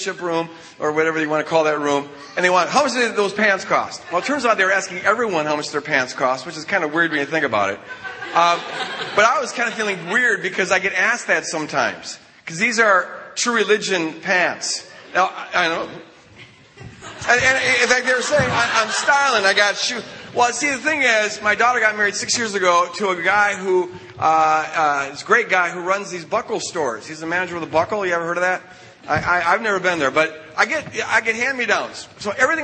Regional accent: Minnesota, United States; I'm 2 hours ahead of you guys. I'm from Minnesota

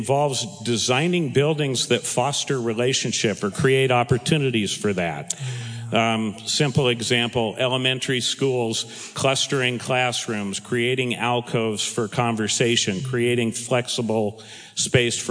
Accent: Southern California, United States; also born or lived in Brooklyn, New York; my family moved to Southern California, where it's alleged that I grew up

